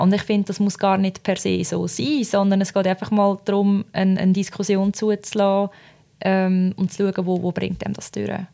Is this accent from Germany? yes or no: no; Switzerland; ich komme aus der Schweiz